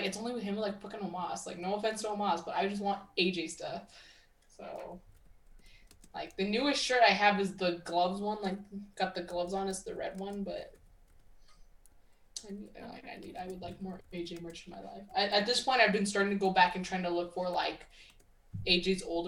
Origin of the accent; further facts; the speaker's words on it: Texas, United States; moved away; my home state, you know, place that I really love, which is Arlington, Texas